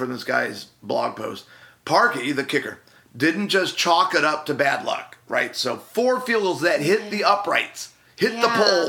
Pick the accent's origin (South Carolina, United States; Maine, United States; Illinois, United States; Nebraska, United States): Illinois, United States; Chicago; So the my Chicago Bears, because I'm from Chicago.